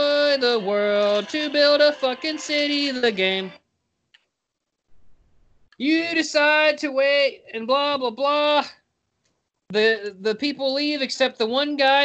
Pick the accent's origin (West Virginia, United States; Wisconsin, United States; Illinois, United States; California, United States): West Virginia, United States; I'm Mount Man from West Virginia